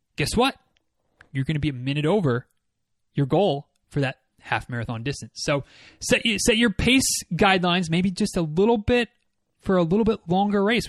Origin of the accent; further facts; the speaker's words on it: Michigan, United States; now in Florida, United States; I'm from Michigan